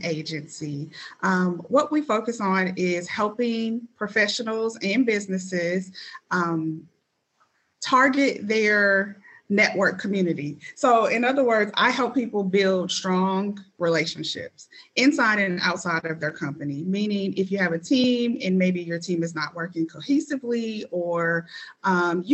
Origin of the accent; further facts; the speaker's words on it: St. Louis, Missouri, United States; moved away as an adult; now in Indianapolis, United States; I am actually a Indianapolis implant. So I'm not born and raised here. I'm originally from St. Louis, Missouri